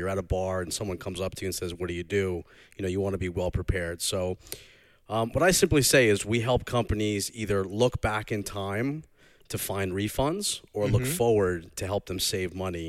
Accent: North Shore, Long Island, New York, United States; accent: Long Island; my Long Island accent, but I'm from the North Shore, not the South Shore, so it's a little more subdued.

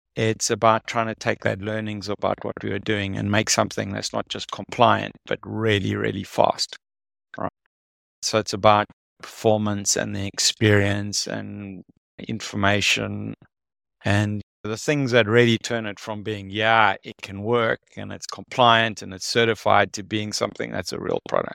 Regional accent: South Africa; I'm from South Africa.

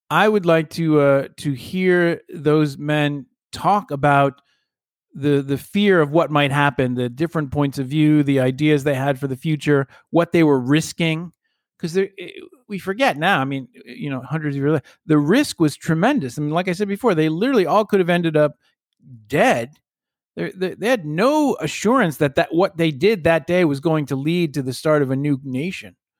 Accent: United States; as an American, a kid growing up who loved history

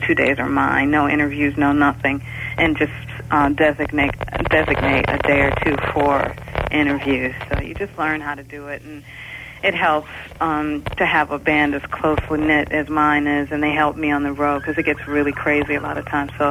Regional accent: Detroit, Michigan, United States; growing up in Detroit

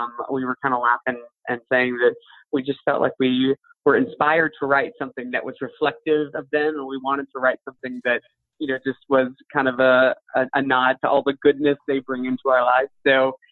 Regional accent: Chattanooga, Tennessee, United States; where I grew up in Chattanooga.

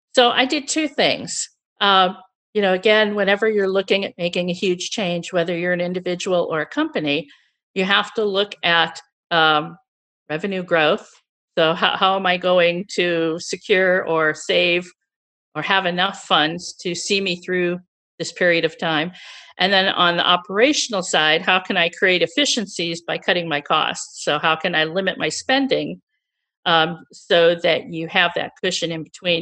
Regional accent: St. Louis, Missouri, United States; moved away as an adult; also born or lived in Chicago; I was born and raised in Missouri, which is in the central U S, and, uh, I lived in Saint Louis until I went to school in Chicago

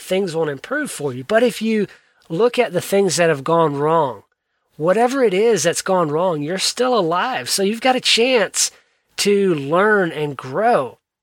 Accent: South Georgia, United States; I grew up in South Georgia.

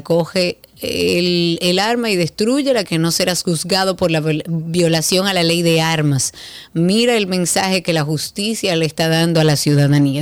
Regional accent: Dominican Republic; nosotros como dominicanos

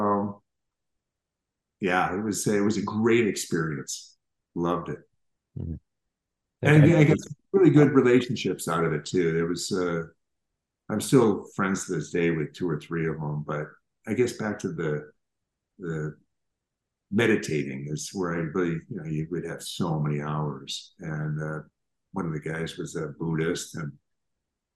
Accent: Minneapolis, Minnesota, United States; I grew up in Minneapolis

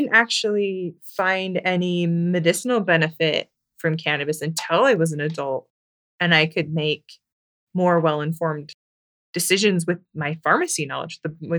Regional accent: Lindon, Utah, United States; I grew up in Linden, Utah.

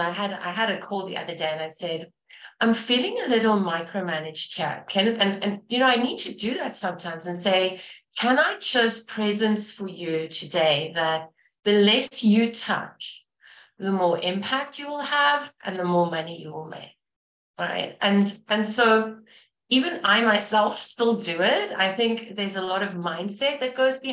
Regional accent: South Africa; moved away; I'm from South Africa originally

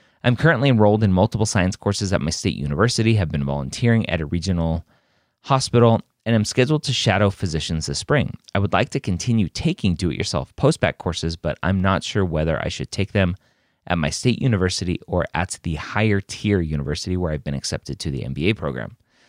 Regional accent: Deep South, United States; For context, I'm a female from the Deep South with a love of learning, an introverted personality, and a lower middle class family.

